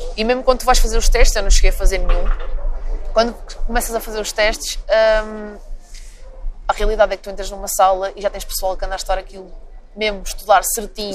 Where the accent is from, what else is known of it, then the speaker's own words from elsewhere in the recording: Tondela, Centro, Portugal; moved away as an adult; also born or lived in England; now in Lisbon, Portugal; eu sou de Campo de Tondela